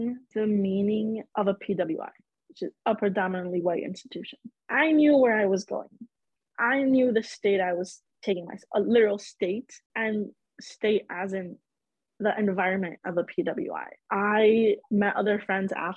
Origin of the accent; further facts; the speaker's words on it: Chicago, Illinois, United States; I am born and raised in Chicago.